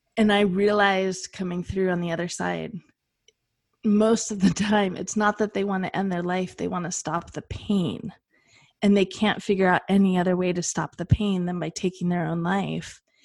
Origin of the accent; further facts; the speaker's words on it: Western United States, United States; I am from the Western United States," like the wild, wild West